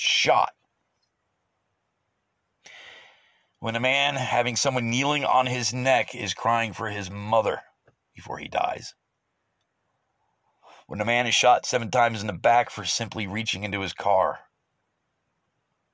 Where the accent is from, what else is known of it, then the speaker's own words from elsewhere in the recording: United States; As an American